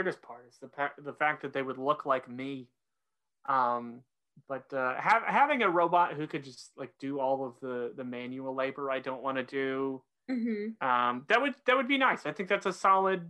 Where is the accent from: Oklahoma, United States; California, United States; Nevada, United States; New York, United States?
Oklahoma, United States; now in North Carolina, United States; I grew up in Oklahoma.